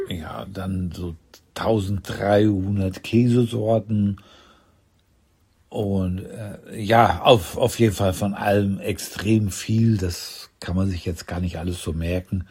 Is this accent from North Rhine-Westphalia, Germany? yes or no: yes; Ruhr area, North Rhine-Westphalia, Germany; moved away; ich komme aus dem Land, wo Currywurst und Bier fließen, aus dem Ruhrgebiet